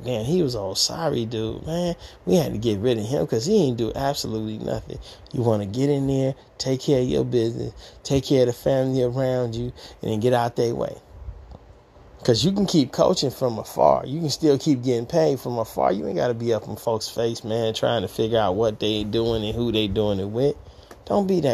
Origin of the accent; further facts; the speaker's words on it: Detroit, Michigan, United States; moved away; I'm from Detroit, Michigan, the east side, Gratiot Forest area